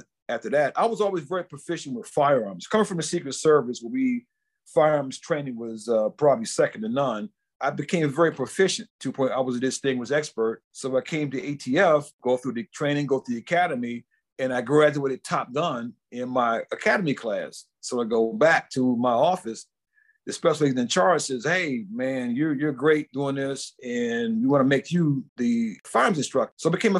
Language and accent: English; Washington, District of Columbia, United States; I guess it started back. I'm from the Washington, D.C. area originally